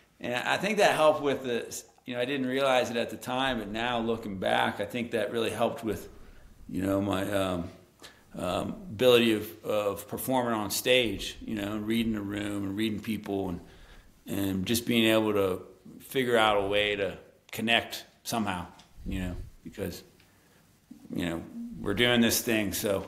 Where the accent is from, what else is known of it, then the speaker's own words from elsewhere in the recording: Morgantown, West Virginia, United States; Morgantown, you know, the drinking town with the college sports problem.